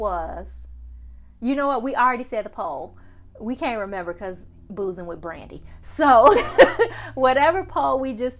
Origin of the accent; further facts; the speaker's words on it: United States; I'm American.